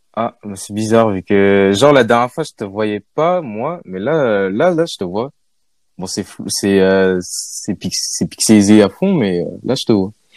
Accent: France; je suis né en France

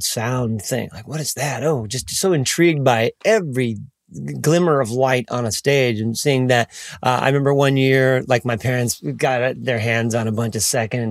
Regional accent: Pontiac, Michigan, United States; now in Nashville, United States; I was born in Pontiac, Michigan, outskirts of Detroit

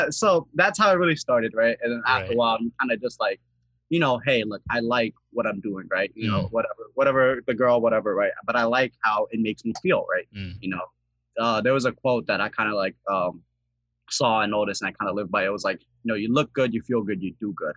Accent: Seattle, Washington, United States; So I'm from Seattle, Washington, right? Specifically, I'm in the Rainier Beach area, so the southern part

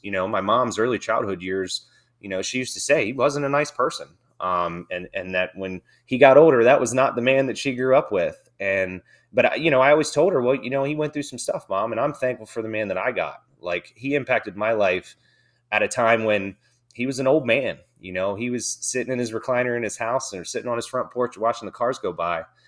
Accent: Dover, Delaware, United States; I grew up in Dover, Delaware, um, small town, uh, it's an Air Force town, actually

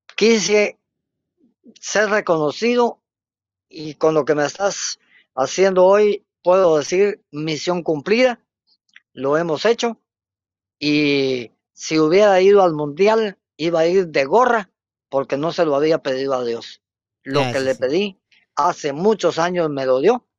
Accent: Río Hondo, Zacapa, Guatemala; moved away as an adult; also born or lived in Teculután; now in Jutiapa, Guatemala; Aquí dejé el ombligo, aquí estudié, aquí hice todo, sí, pero ahora mi trabajo profesional me hace desempeñarme en otro lugar no puedo negar que soy zacapaneco

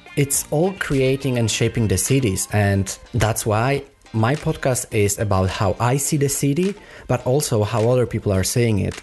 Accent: Poland; first language Polish; English is a second language; now in Copenhagen, Denmark; I am Polish, so it was easier for me to start in my native language

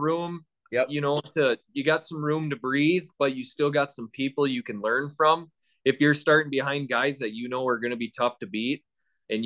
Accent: Wisconsin, United States; moved away; I'm originally from Wisconsin

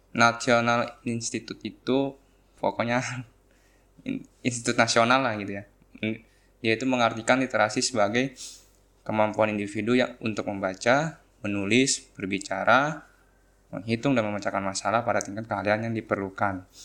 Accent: Bekasi, West Java, Indonesia; born there; Saya lahir di Bekasi pada tanggal 22 Desember. Lalu saya tinggal bersama orang tua saya di daerah Cikarang Kota

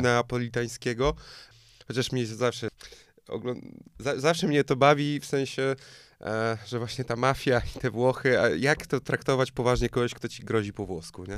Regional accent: Poland; also born or lived in Tricity; no z Polski

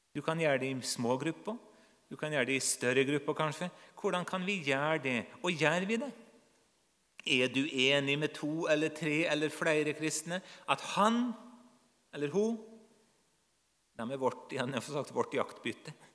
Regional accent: Nordmøre, Møre og Romsdal, Norway; Jeg vokste opp på Nordmøre

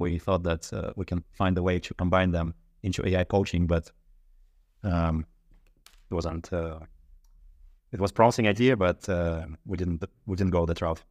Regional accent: Russia; moved away as an adult; now in Sweden; I'm originally from Russia.

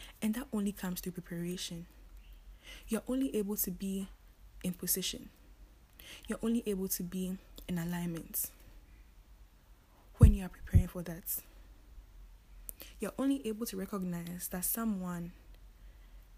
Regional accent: Ghana; we're only 3 Ghanaians

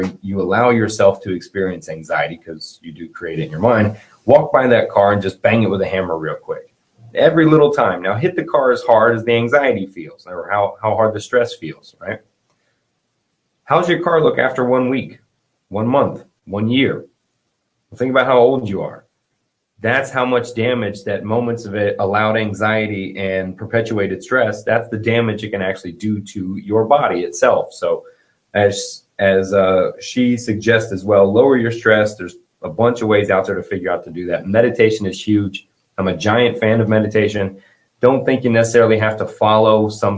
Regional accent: the South, United States; I'm from the South

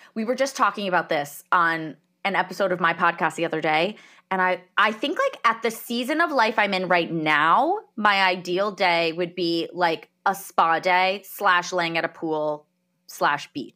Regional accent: New Jersey, United States; also born or lived in Colorado; I grew up in New Jersey, in the United States.

